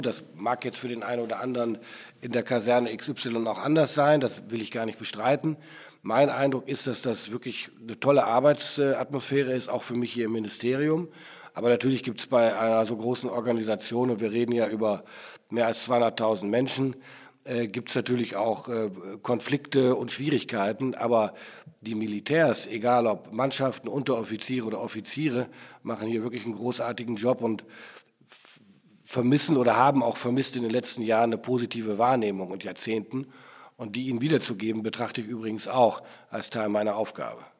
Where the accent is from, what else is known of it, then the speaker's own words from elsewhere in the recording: Germany; wir als Bundesrepublik Deutschland